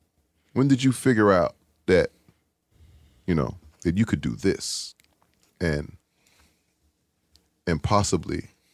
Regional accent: Milwaukee, Wisconsin, United States; listen, I'm from Milwaukee, man.

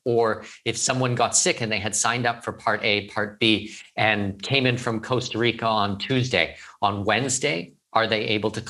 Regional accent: Ontario, Canada; moved away as an adult; I'm Canadian. I'm from Ontario. We have OHIP in Canada. Now, I've been gone for the better part of 21 years.

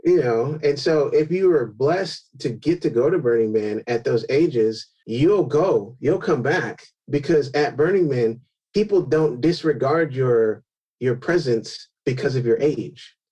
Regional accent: California, United States; I grew up in California

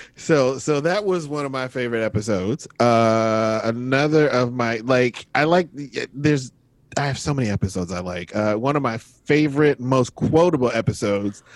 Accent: the South, United States; I'm from the South

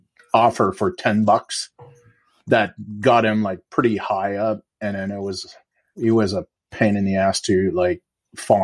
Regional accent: Quebec, Canada; moved away as an adult; also born or lived in Bay Area, United States; I'll also moving back to Quebec, I'm from the Quebec province

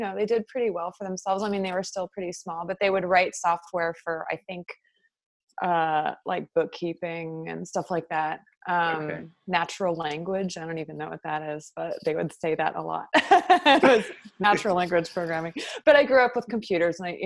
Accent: Los Altos, California, United States; moved away as an adult; now in San Francisco, United States; I am from Los Altos, which is a town about 45 minutes south of San Francisco

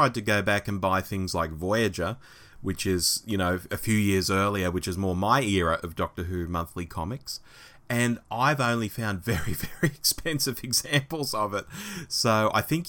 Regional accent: Australia; an Aussie

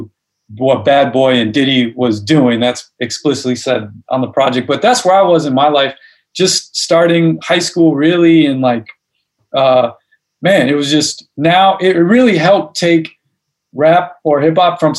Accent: Chicago, Illinois, United States; The part of Chicago I'm from is called Hyde Park, which is on the south side

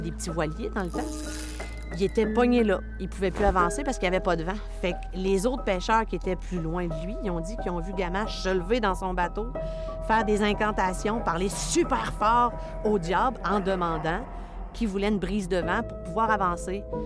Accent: Anticosti, Quebec, Canada; Je suis résidente d'Anticosti.

